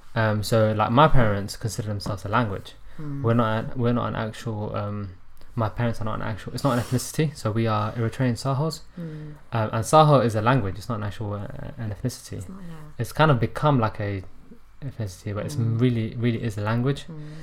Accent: London, United Kingdom; I don't know anything outside of London, really. And I was like, you know, I'm a Londoner. And then I was like, you know what? Not even that. I'm a millennial Londoner.

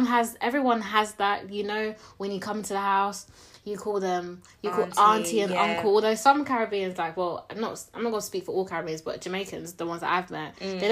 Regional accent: London, United Kingdom; just born and raised in London, but my house is very, very much Uganda central. Mm-hmm. We got all the food. My parents only speak mad language most of the time.

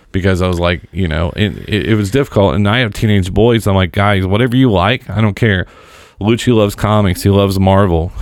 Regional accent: Seymour, Indiana, United States; my hometown. And if you've listened to any of the shows I've ever done, that is the big metropolis of Seymour, Indiana

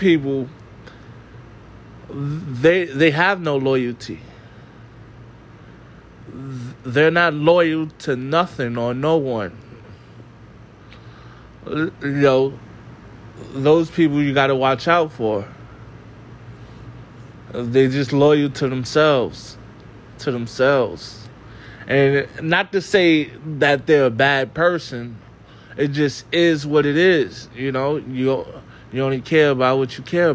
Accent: New York City, New York, United States; I was from the Bronx.

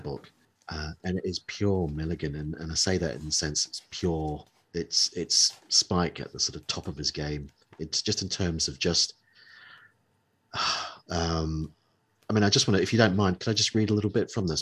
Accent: New Zealand; moved away; growing up in New, New Zealand.

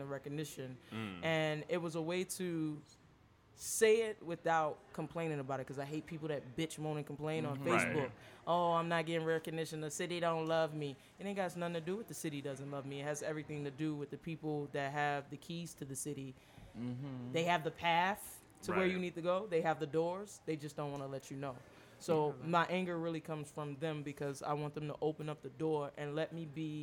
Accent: Virginia, United States; also born or lived in New York; now in Dallas, United States; I'm from Virginia, but I live in Dallas, Texas

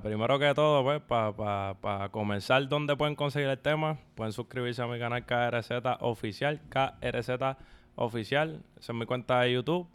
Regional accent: San Juan, Puerto Rico; en el barrio de donde vengo, de Santurce

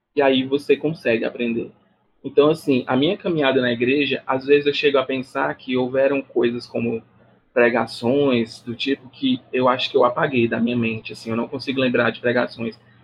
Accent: Brazil; eu sou brasileiro

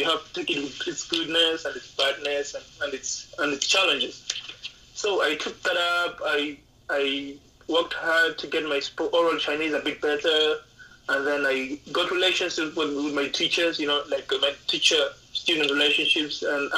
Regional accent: Mombasa, Coast, Kenya; also born or lived in Mackinnon Road, Kenya; I grew up in a small city, or maybe in a small town called Mackinnon Road. But then for the most part, I've been doing my studying and things like that in Mombasa.

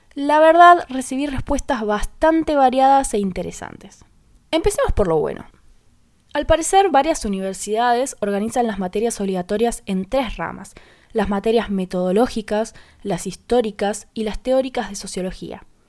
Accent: Paraná, Entre Ríos, Argentina; Soy de Paraná Entre Ríos

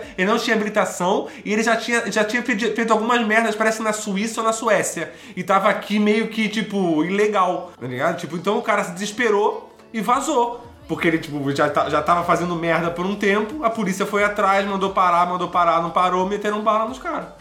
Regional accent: Brazil; nós somos brasileiros

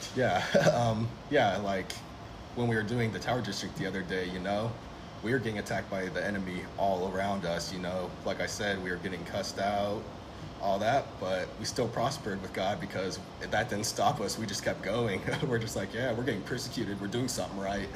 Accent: Fresno, California, United States; I was born and raised here in Fresno, California

